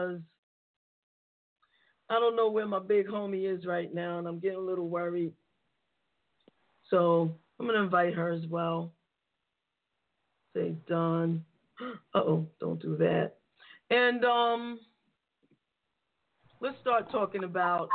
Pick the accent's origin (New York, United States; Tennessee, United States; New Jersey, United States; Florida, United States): New York, United States; as a native New Yorker